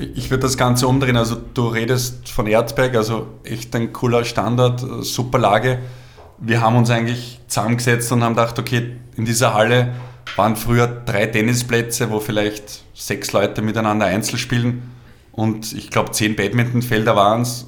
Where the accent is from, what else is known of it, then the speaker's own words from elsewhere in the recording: Obersulz, Lower Austria, Austria; ich bin aufgewachsen in Obersolz.